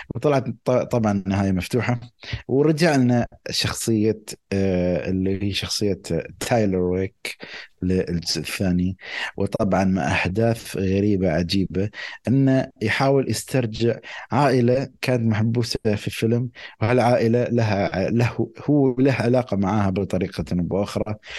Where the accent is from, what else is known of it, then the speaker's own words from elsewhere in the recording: United Arab Emirates; عندنا بالامارات